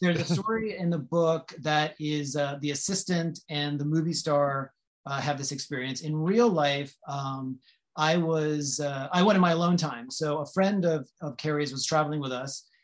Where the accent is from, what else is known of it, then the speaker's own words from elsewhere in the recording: north of New Orleans, Louisiana, United States; now in Los Angeles, United States; I grew up in Louisiana, so north of New Orleans